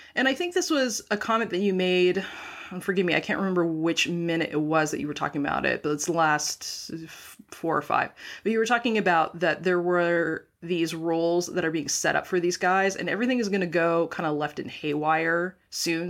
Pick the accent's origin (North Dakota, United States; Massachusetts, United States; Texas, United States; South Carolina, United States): North Dakota, United States; moved away as an adult; also born or lived in Pacific Northwest; I grew up in North Dakota. So, I graduated from high school in North Dakota